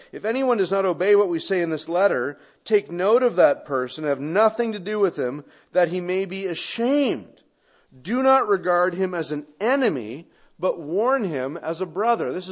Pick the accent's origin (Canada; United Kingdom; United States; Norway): Canada; Now, my experience is that Americans, and I don't mean that as a Canadian, I just mean Westerners, can't think of anything good coming out of shame.